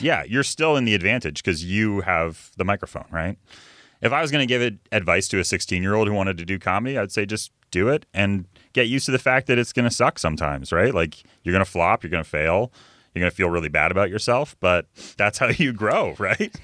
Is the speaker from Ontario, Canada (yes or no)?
no; Vancouver, British Columbia, Canada; I'm a West Coast comic. I'm from Vancouver.